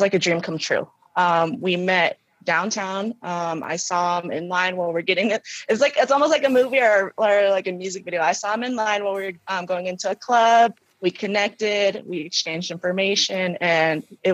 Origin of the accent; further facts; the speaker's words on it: Roberts, Idaho, United States; moved away as an adult; also born or lived in California; now in Denver, United States; I was actually born in Cali. Mm-hmm. When I was, like, 3, my parents moved us to Roberts, and I grew up there until I was like 20